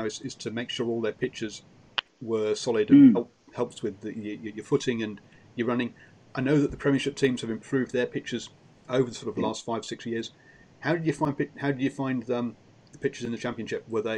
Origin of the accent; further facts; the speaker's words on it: Pontefract, Yorkshire and the Humber, United Kingdom; I was born in Pontefract, which is not very far